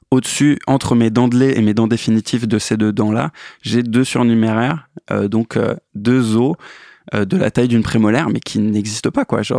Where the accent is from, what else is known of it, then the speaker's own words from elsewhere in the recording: Metz, Grand Est, France; moved away as an adult; now in Paris, France; C'est qu'on vient de l'Est. Exact. je suis né à Metz en 92.